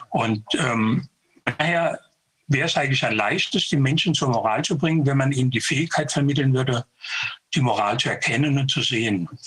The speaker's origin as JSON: {"language": "German", "town": "Konstanz", "region": "Baden-Württemberg", "country": "Germany", "said": "hier in der Nähe in Überlingen, ich bin aus Konstanz."}